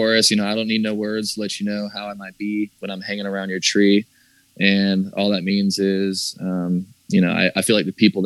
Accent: the South, United States; growing up in the South

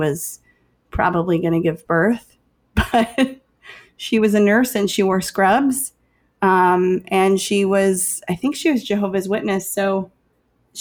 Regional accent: Chicago, Illinois, United States; I'm from Chicago

